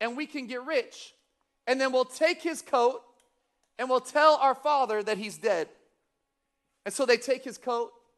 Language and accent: English; Sacramento, California, United States; also born or lived in Missouri; I grew up here in Sacramento. I actually grew up off of Calvine Road, Vintage Park.